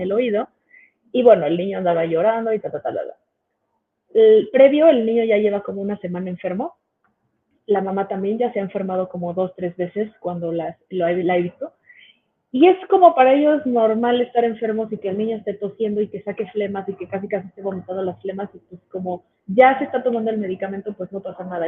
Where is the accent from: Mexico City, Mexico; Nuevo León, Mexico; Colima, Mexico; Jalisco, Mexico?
Mexico City, Mexico; soy de aquí de la Ciudad de México